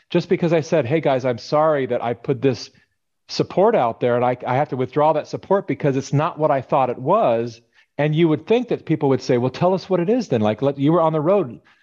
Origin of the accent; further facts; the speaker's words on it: California, United States; I was born and raised in California